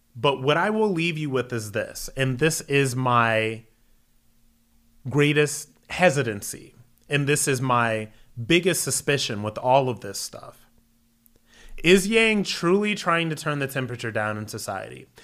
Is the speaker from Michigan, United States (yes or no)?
no; Akron, Ohio, United States; moved away as an adult; also born or lived in New York City; Was born and raised in Akron, Ohio, went into the military